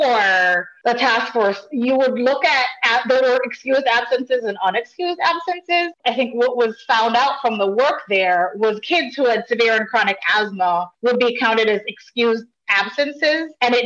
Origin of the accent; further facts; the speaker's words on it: Jamaica; now in Connecticut, United States; my family is from Jamaica, and I grew up in Jamaica.